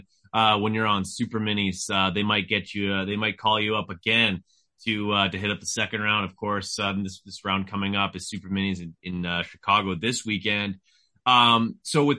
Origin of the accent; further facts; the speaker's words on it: Canada; I'm from Canada